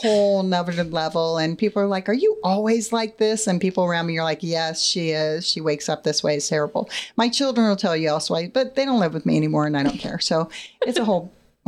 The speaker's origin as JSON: {"language": "English", "region": "California", "country": "United States", "moved": "as an adult", "lives_now": "Ohio, United States", "said": "I'm originally from California."}